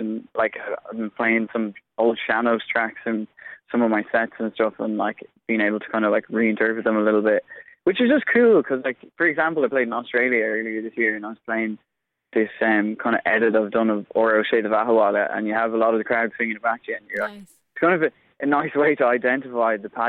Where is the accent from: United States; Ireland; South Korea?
Ireland; Inverin, Connacht; I'm from Inverin in Connemara